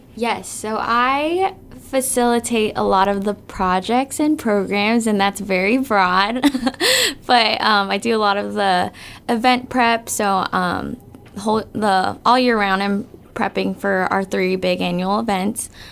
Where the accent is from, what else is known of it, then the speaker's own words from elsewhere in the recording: Guam; I was born and raised here on Guam